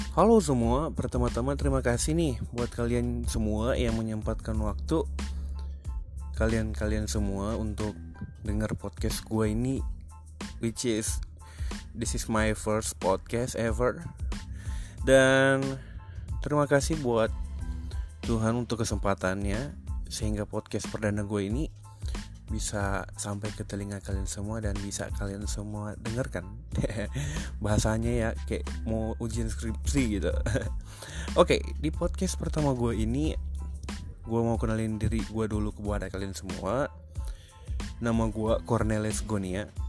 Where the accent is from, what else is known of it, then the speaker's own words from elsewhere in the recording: Manado, North Sulawesi, Indonesia; gua orang Manado